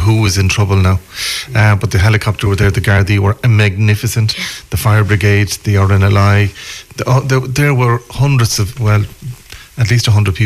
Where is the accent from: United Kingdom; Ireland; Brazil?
Ireland; Galway, Connacht; I grew up in Old Merview